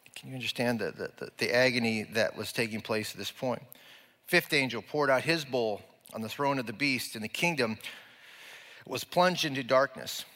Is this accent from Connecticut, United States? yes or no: no; Nebraska, United States; we're from Nebraska